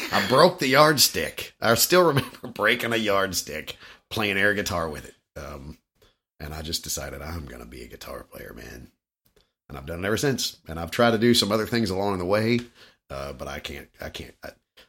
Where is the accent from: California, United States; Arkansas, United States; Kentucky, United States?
Kentucky, United States; Louisville; I was born and raised in Louisville.